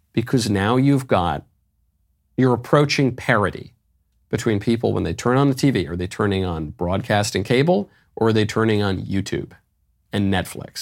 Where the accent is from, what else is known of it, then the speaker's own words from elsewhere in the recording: New York City, New York, United States; I'm a New Yorker